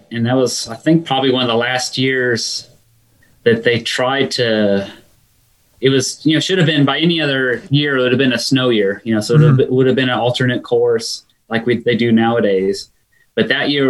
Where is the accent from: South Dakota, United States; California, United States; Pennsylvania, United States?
California, United States; Sacramento; I grew up in Sacramento, California